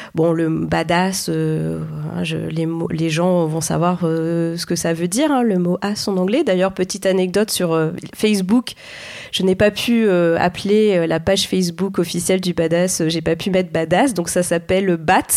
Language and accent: French; Clermont-Ferrand, Auvergne-Rhône-Alpes, France; je viens de Clermont-Ferrand